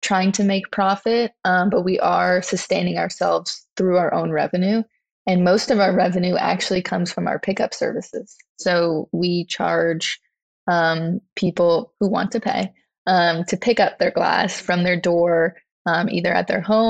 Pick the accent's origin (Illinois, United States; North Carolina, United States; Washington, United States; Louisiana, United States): Louisiana, United States; growing up in Louisiana